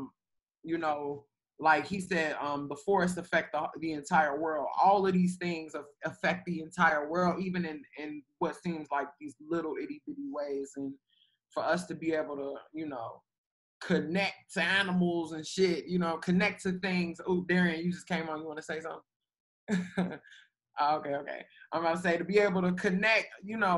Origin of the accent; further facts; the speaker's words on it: Chicago, Illinois, United States; I'm from Chicago, but, you know, spending time in Alabama and all these rural places